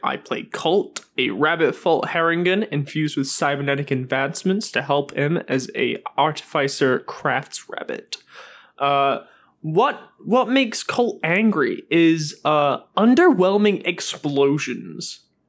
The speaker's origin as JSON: {"language": "English", "region": "England", "country": "United Kingdom", "also_born_or_lived": "United States", "said": "For anybody confused on the podcast, I am English. I'm also pretty much American, and it's very difficult because..."}